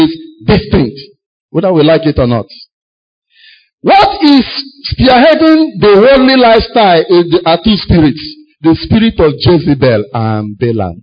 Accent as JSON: {"language": "English", "town": "Enugu", "region": "Enugu State", "country": "Nigeria", "tie": "born or raised there", "said": "an Enugu boy. I grew up in Enugu."}